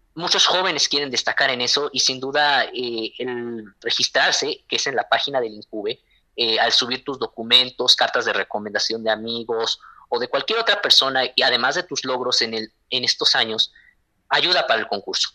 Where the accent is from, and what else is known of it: Mexico